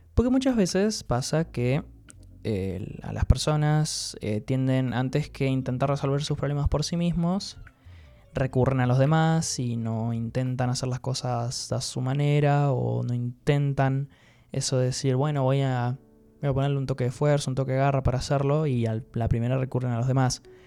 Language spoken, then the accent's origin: Spanish; Entre Ríos, Argentina; yo soy entrerriano pura sangre